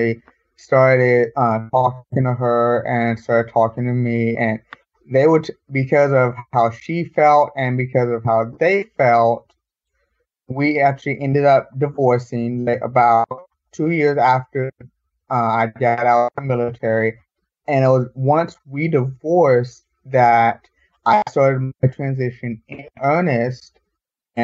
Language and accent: English; Dallas, Texas, United States; I'm originally born and raised in Dallas